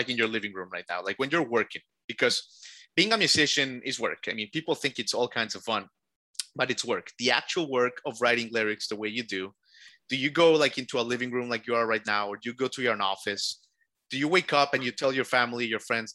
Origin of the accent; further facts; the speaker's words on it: Miami, Florida, United States; moved away as an adult; now in Nashville, United States; we've been in Nashville for about a year now. We're from Miami